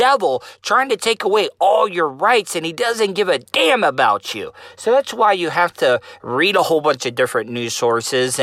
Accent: Volusia County, Florida, United States; being a Southerner living in Volusia County in Florida all my life

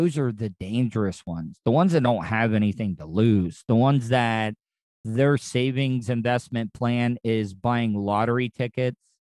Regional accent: DeLand, Florida, United States; moved away; my hometown of DeLand, Florida, where I grew up.

